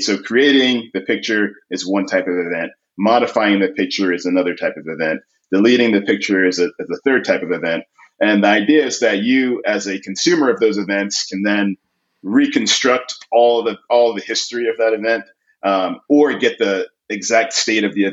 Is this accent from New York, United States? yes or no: yes; New York City, New York, United States; I grew up in Queens, New York